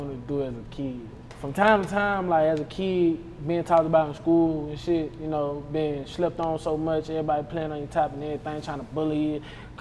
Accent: Hammond, Louisiana, United States; I'm from Hammond, Louisiana. My mom, she from A.M.E., and my dad from A.M.E., but mostly I was raised in Hammond, Louisiana, Lincoln Park

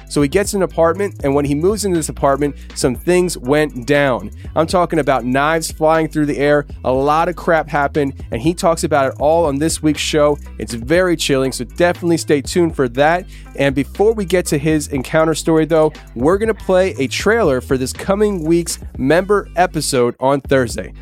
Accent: Pennsylvania, United States; I'm from Pennsylvania

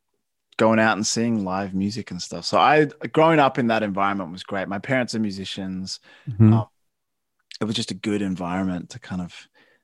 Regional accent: Melbourne, Victoria, Australia; Growing up in Melbourne. I love Melbourne.

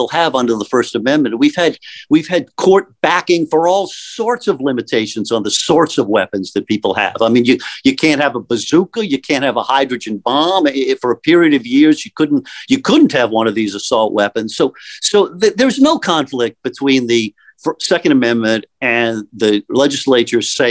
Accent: Louisiana, United States; now in New York, United States; my home state of Louisiana

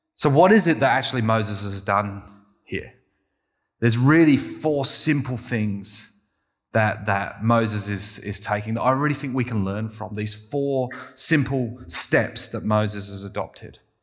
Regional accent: England, United Kingdom; I'm very English

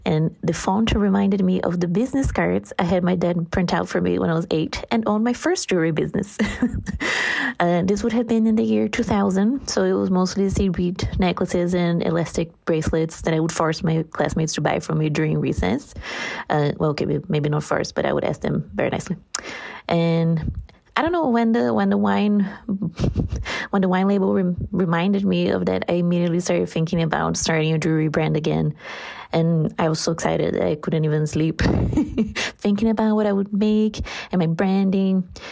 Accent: Brazil; English is a second language; 'cause I'm Brazilian, so English is not my first language

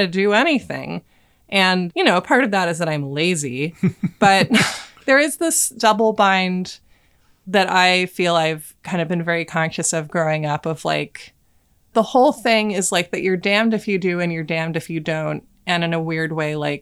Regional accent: Portland, United States; growing up in Portland

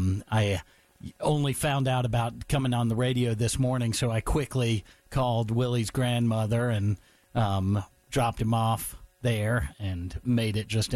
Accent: Raleigh, North Carolina, United States; also born or lived in southern Durham County; I actually grew up in Raleigh.

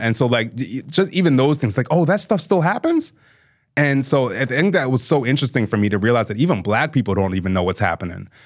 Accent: Bel Air, Maryland, United States; moved away as an adult; also born or lived in Southern New Jersey / New Jersey (Seton Hall University); I was raised in Maryland

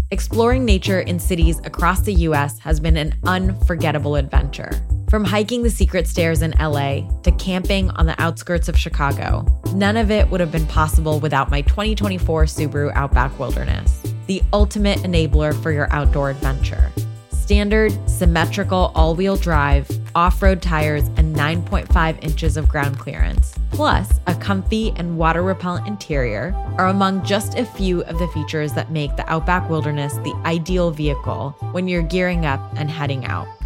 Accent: Karachi, Sindh, Pakistan; now in Los Angeles, United States; I spent my childhood in Karachi, which is one of the big metropolitan cities in Pakistan.

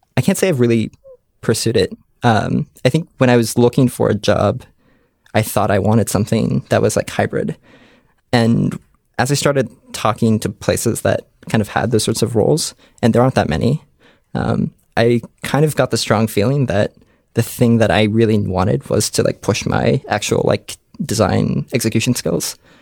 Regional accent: Columbus, Ohio, United States; I grew up in Columbus, Ohio

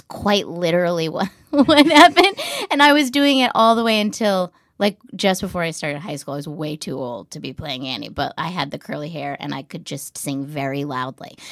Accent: New Hampshire, United States; moved away; I grew up in a really small town in New Hampshire

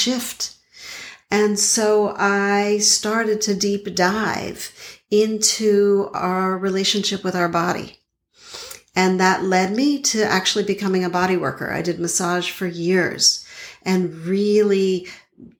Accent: Montreal, Quebec, Canada; now in Boston, United States; I now live in Boston, but I grew up in Montreal

